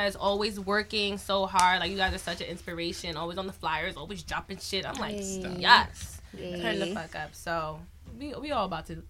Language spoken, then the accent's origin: English; New York, United States; We from Cambria, which is like the border of like Queens and Long Island